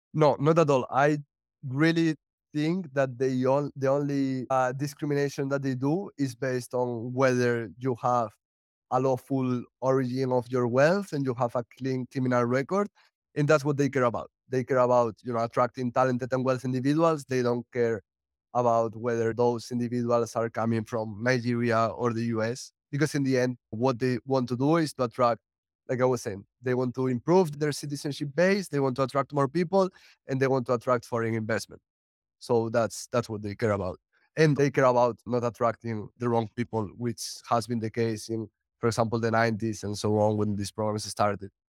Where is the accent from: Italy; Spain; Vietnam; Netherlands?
Spain; moved away as an adult; also born or lived in United States; now in Portugal; I'm originally from Spain